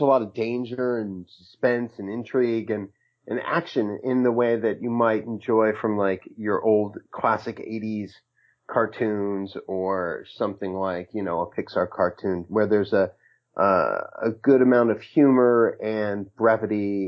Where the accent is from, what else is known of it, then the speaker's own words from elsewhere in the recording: Hawaii, United States; now in Brooklyn, United States; I was born in Hawaii. I live in Brooklyn.